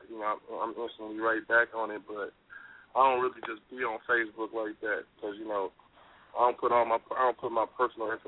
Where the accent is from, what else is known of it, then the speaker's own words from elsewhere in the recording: Oakland, California, United States; when I was growing up in Oakland